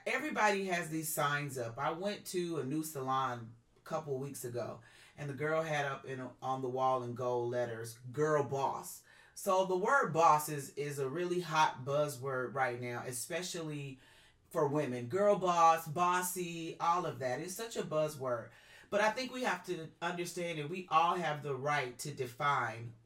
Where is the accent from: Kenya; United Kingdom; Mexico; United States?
United States; the South; I was raised in the South.